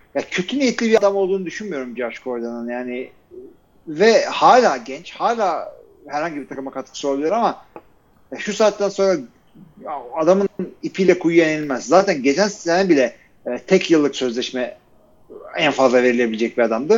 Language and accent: Turkish; Turkey; ben de Türkiye'liyim